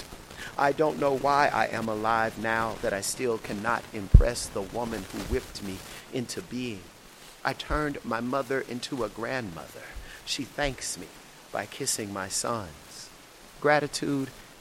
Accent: Shreveport, Louisiana, United States; moved away as an adult; also born or lived in New Orleans, Louisiana / Houston, Texas / San Diego, California; I'm originally from Shreveport, Louisiana, and I grew up there till I would say 18

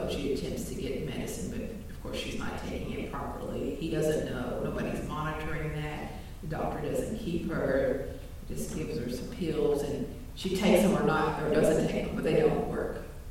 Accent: Appalachia, United States; I'm from Appalachia

